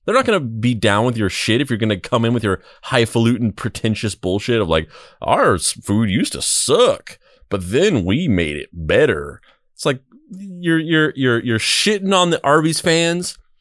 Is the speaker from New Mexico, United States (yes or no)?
yes; Roswell, New Mexico, United States; moved away; also born or lived in Bakersfield, California; I grew up in Roswell, New Mexico, uh, but I also lived